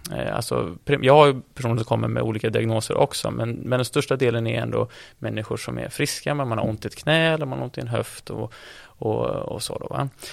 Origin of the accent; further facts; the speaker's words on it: Gothenburg, Västra Götaland, Sweden; jag är från Göteborg